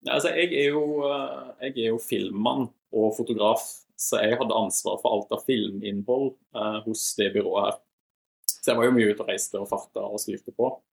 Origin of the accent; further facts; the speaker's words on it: Voss, Vestland, Norway; moved away; also born or lived in Volda; Født og oppvokst på Voss